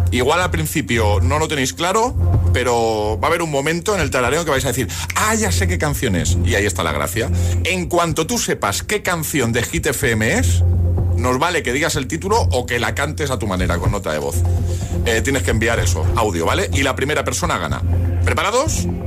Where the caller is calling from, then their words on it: Zaragoza, Aragon, Spain; de Zaragoza.